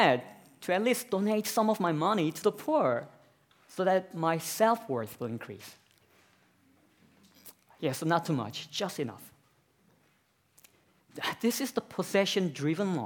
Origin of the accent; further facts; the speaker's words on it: South Korea; now in Australia; I'm from South Korea myself